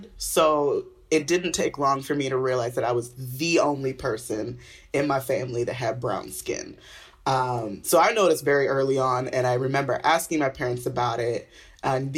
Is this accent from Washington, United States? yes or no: yes; Olympia, Washington, United States; moved away as an adult; also born or lived in Boston; now in Los Angeles, United States; I was raised in Olympia, Washington, which is quite white, as you may know